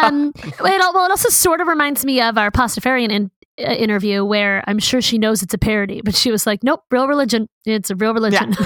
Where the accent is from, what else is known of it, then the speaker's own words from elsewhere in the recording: New York, United States; I'm just a New Yorker.